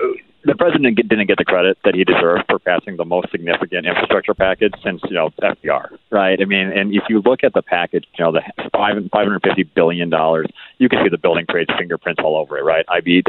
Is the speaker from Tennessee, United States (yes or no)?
no; Syracuse, New York, United States; moved away; I grew up in Syracuse.